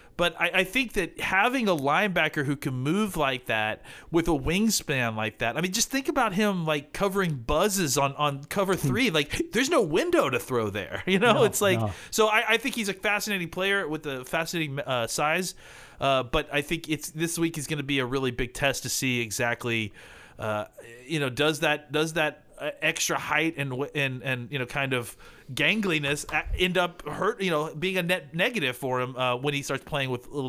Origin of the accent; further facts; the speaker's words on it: Dallas, Texas, United States; I'm from Dallas.